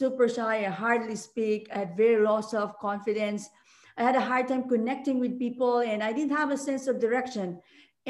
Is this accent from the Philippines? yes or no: yes; Philippines; moved away as an adult; now in Hawaii, United States; I'm originally from the Philippines, as you mentioned, and I came to Hawaii in 2005.